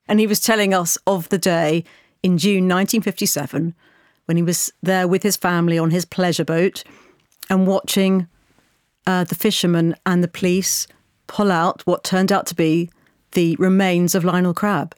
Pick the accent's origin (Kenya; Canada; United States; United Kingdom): United Kingdom; as a British person